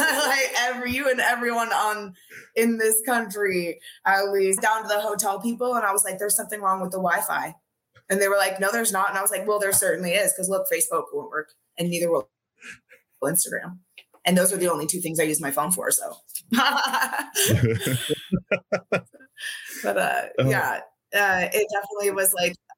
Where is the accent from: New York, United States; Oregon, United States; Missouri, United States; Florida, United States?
Oregon, United States; Gresham; I grew up in like the outer skirts, like Gresham